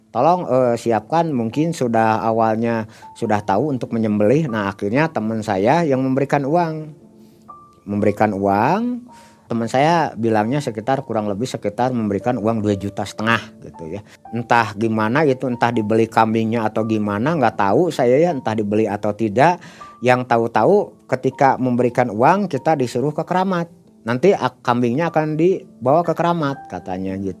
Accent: Bandung, West Java, Indonesia; Saya kebetulan kami berdua dari Bandung.

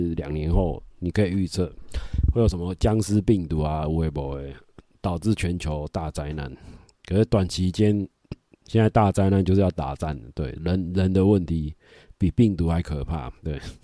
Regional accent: Taiwan

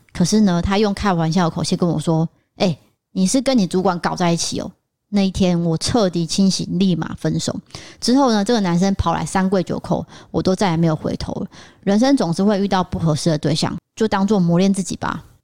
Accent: northern Taiwan, Taiwan; also born or lived in Tainan; 我是台南出生的，不过我都是在北部长大

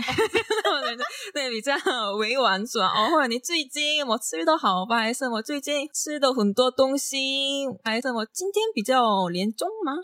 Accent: South Korea; Chinese is a second language; moved away as an adult; now in Taiwan; 我们韩国人的口音很难

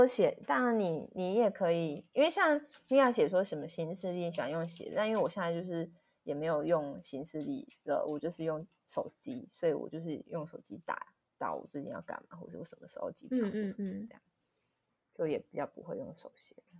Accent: Tainan, Taiwan; 我像我们都是台南出来的话，就是我想要多捐献给台南的乡亲民众，我就会多去买台南的乡亲民众的商品

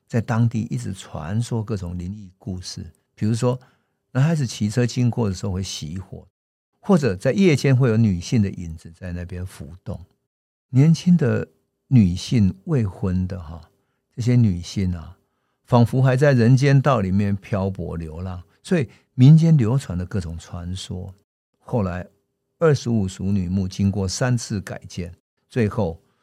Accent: Wuri, Taichung, Taiwan; 在我住的乌日，啊，就我的家乡旁边呢，就有一家综合纺织厂

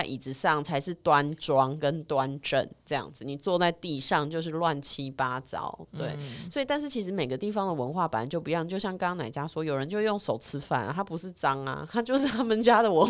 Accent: Taiwan; 我们台湾人怎么会种族歧视？台湾人没有种族歧视。

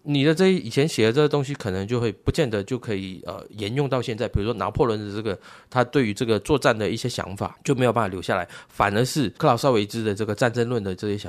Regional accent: Guangdong, China; 我们这种从小在珠江游泳的小朋友，绝对没问题。

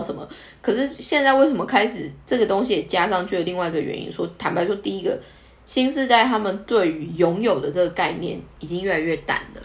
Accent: southern Taiwan, Taiwan; now in Tokyo, Japan; 以我的南部人

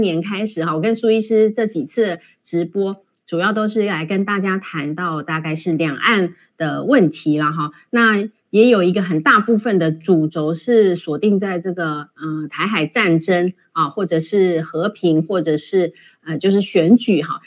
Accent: Taiwan; 我们台湾人

